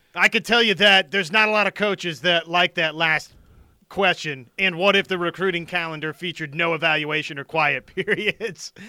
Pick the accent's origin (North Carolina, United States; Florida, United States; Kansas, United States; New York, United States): Kansas, United States; Wichita; I'm from Wichita, Kansas